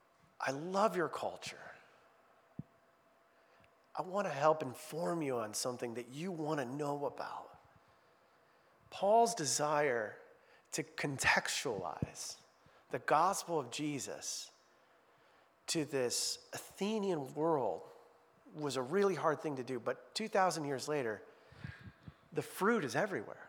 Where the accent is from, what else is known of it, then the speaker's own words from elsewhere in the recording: Midwest, United States; moved away as an adult; I'm not from New York, I'm from the Midwest